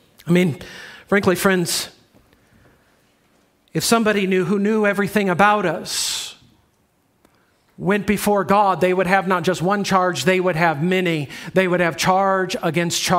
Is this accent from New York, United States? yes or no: no; Chicago, Illinois, United States; I'm from the Chicago area